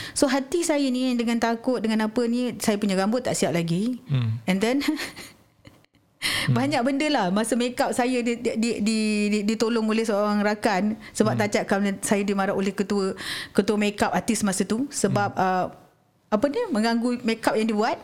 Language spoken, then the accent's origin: Malay; Malaysia; tinggal di sebuah kampung dekat uh, kampung Kesang nama kampung saya dekat situ.